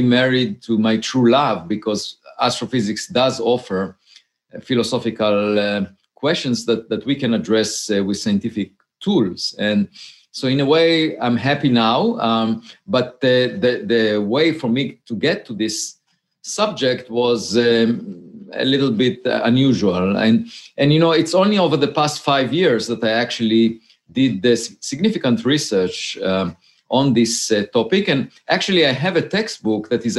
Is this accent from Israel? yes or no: yes; Israel; moved away as an adult; now in United States; I grew up in Israel and I had to serve in the military.